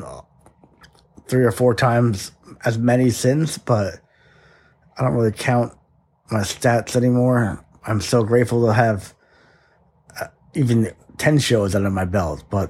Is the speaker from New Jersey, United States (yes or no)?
yes; New Jersey, United States; I'm from New Jersey